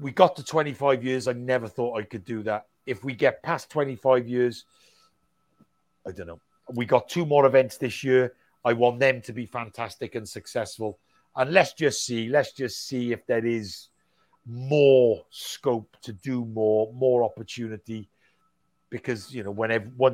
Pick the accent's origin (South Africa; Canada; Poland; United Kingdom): United Kingdom; as British promoters